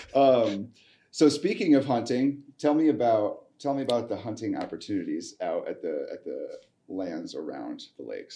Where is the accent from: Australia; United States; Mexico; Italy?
United States; Midwest; moved away; I grew up in the Midwest